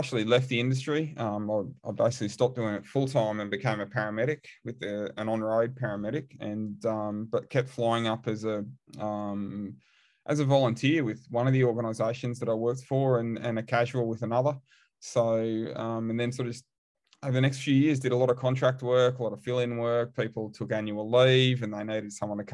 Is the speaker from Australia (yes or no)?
yes; Australia; moved away as an adult; also born or lived in England / Waterford, Ireland; I'm from Australia